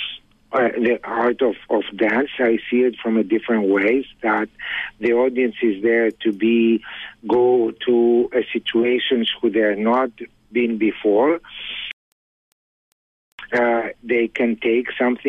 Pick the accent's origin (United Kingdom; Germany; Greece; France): Greece; moved away; I was born in Greece